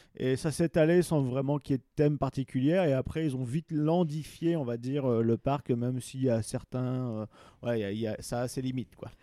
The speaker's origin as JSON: {"language": "French", "area": "Pas-de-Calais", "region": "Hauts-de-France", "country": "France", "tie": "born or raised there", "said": "j'ai grandi dans le Pas-de-Calais"}